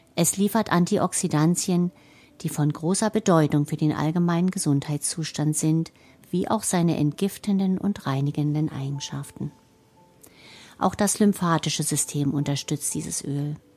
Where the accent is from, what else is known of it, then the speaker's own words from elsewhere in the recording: Germany; hier bei uns in Deutschland